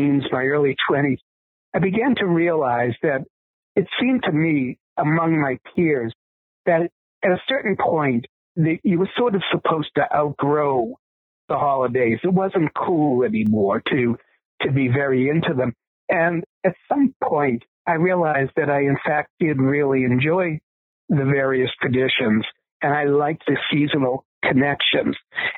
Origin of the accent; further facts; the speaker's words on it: Boston, Massachusetts, United States; I was growing up in Boston, Massachusetts, and one of the things in that particular part of the country is the very pronounced four seasons of the year